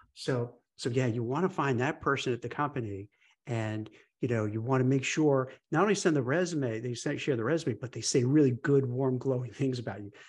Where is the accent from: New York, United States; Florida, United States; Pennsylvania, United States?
New York, United States; New York City; growing up in New York City